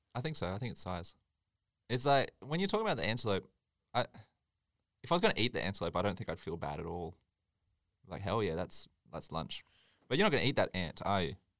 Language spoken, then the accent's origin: English; Tweed Heads, New South Wales, Australia; I grew up in Tweed